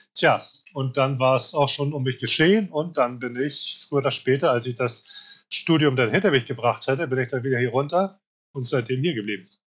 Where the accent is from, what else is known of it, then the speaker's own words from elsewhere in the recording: Hamburg, Germany; moved away as an adult; now in Spain; Ich komme aus Hamburg daher auch das Logo mit Hamburg drauf, wobei ich seit, ja, seit 20 Jahren eigentlich nicht mehr in Hamburg lebe, sondern in Spanien. Aber ich fühle mich nach wie vor als Hamburger